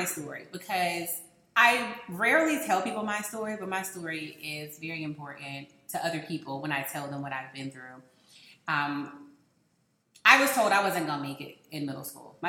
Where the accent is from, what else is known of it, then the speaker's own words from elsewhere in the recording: Raleigh, North Carolina, United States; moved away as an adult; now in Atlanta, United States; I'm coming from Raleigh, North Carolina.